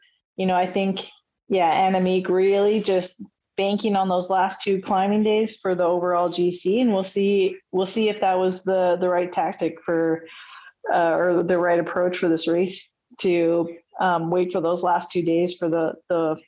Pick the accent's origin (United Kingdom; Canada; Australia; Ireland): Canada; I'm Canadian.